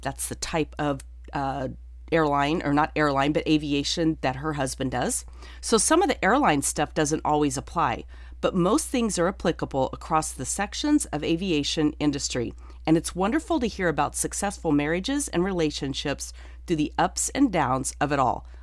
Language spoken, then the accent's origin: English; Durango, Colorado, United States; moved away; Durango, Colorado, my hometown